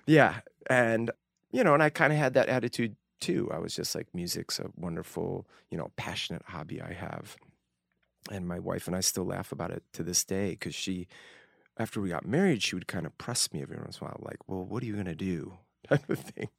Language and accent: English; Northbrook, Illinois, United States; moved away as an adult; also born or lived in Evanston, Illinois / Utah; a little town called Northbrook, a suburban Chicago, uh, northern suburbs of Chicago. beautiful place. I was born in Evanston Hospital. Um, yeah, first 18 years of my life in Northbrook, Illinois